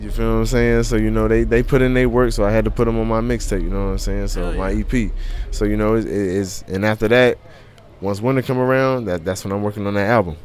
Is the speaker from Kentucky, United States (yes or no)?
yes; Covington, Kentucky, United States; also born or lived in Joliet, Illinois; now in Cincinnati, United States; I always rep Covington because that's where I grew up